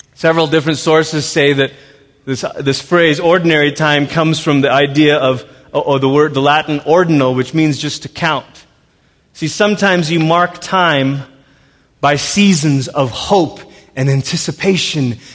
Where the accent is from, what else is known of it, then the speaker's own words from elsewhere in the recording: Malaysia; also born or lived in Portland, Oregon, United States; now in United States; I was born in Malaysia